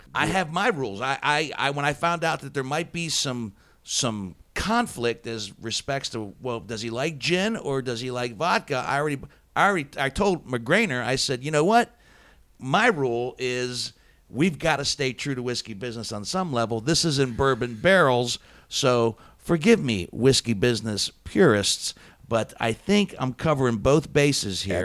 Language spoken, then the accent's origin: English; Steubenville, Ohio, United States; also born or lived in Columbus, Ohio; growing up in the Steubenville, Ohio area